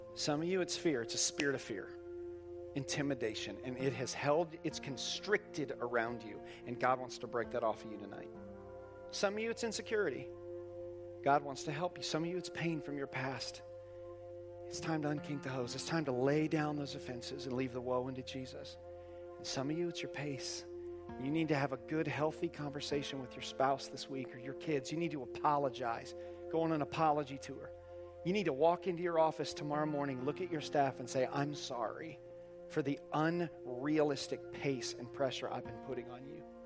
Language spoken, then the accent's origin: English; Indiana, United States; now in Fort Myers, United States; I grew up in Indiana